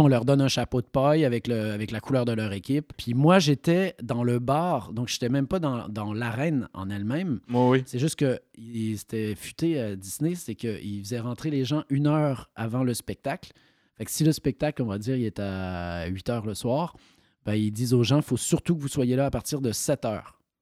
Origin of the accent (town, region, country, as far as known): Granby, Quebec, Canada; born or raised there; moved away as an adult; also born or lived in Valleyfield, Quebec; now in France